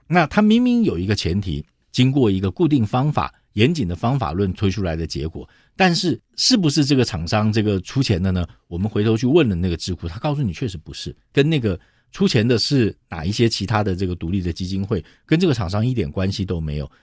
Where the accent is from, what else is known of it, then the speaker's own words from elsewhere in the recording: Taiwan; 作为一个台湾人